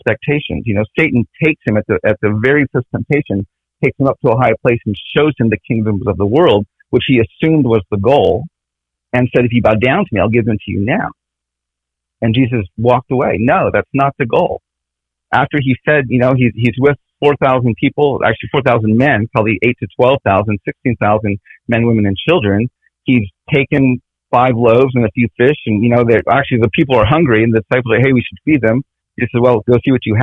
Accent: Navajo Nation, United States; It's one of the original clans of our Navajo people.

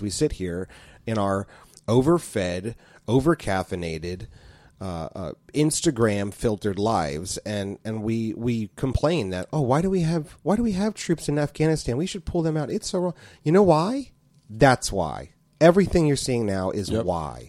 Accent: United States; as an American myself here as a taxpaying citizen

